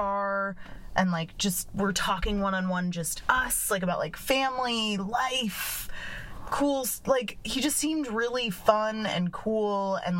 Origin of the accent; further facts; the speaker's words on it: Chicago, Illinois, United States; I'm from Chicago.